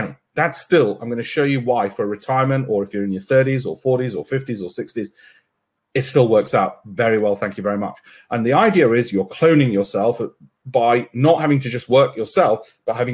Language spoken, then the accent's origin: English; Leeds, Yorkshire and the Humber, United Kingdom; from my hometown, my birthplace of Leeds